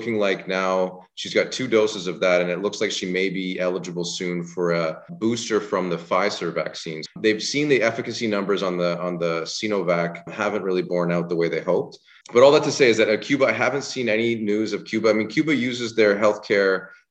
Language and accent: English; Canada; as a Canadian